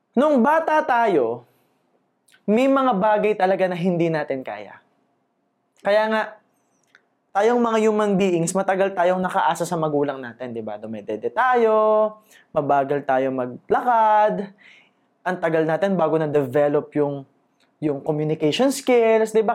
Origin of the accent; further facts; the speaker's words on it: Laguna, Calabarzon, Philippines; taga Laguna ako